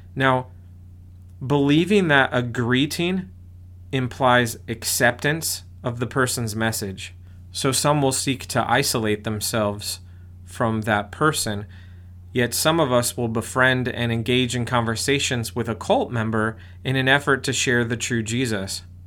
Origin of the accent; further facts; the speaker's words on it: United States; I'm an American too.